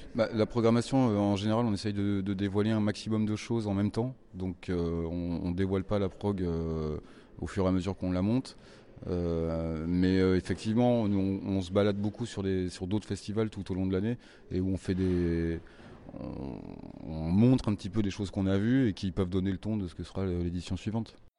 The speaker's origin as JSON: {"language": "French", "town": "Reims", "region": "Grand Est", "country": "France", "said": "moi, je suis de Reims."}